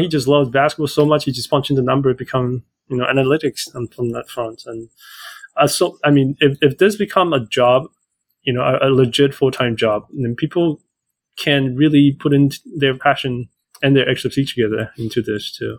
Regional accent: Vancouver Island, north of Victoria, British Columbia, Canada; I grew up in Canada, um, actually hmm. just north of Victoria in Vancouver Island

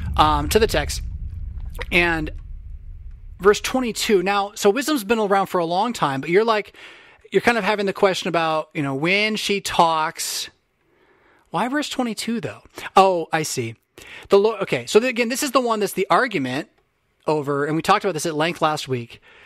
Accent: United States; as American Christians

